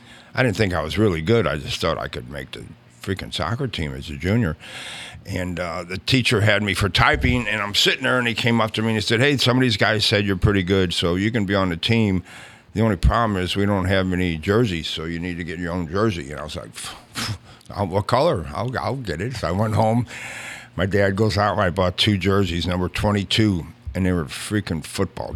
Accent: St. Louis, Missouri, United States; I grew up in South St. Louis

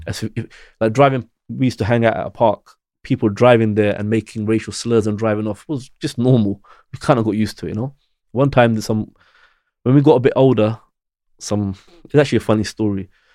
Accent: United Kingdom; I'm British. I was born here, but you don't feel British

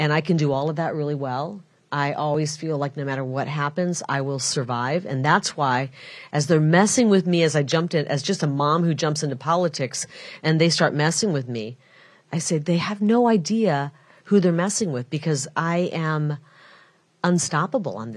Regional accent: Iowa, United States; also born or lived in Illinois; now in Arizona, United States; I'm from a Mississippi River town, the Iowa side of it. But my mom, being Catholic, wanted us kids to be born in a Catholic hospital, so we drove across the river, and we were born in Illinois, and then we grew up in Iowa.

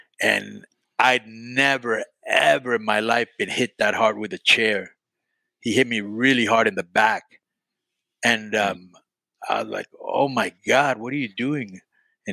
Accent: Miami, Florida, United States; growing up in Miami

